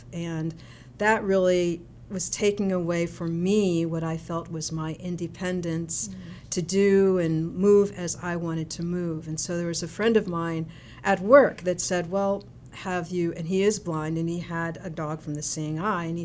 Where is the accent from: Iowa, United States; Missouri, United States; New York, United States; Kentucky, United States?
Missouri, United States; Kansas City; moved away; I was born and raised here in Kansas City, Missouri